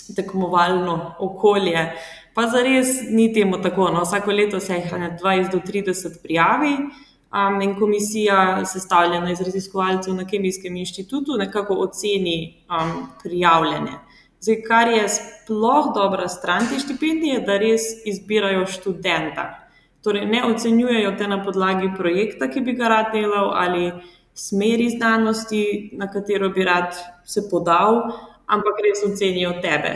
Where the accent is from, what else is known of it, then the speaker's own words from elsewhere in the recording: Črnomelj, Southeast Slovenia, Slovenia; prihajam iz Črnomla, um, tam sem tudi obiskovala gimnazijo